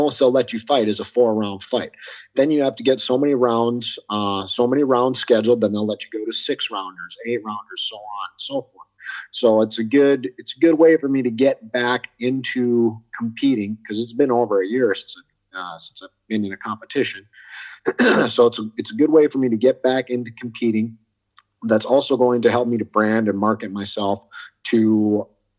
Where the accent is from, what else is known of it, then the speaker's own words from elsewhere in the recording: United States; I was born in the States, grew up in the States, but ethnically I'm half Korean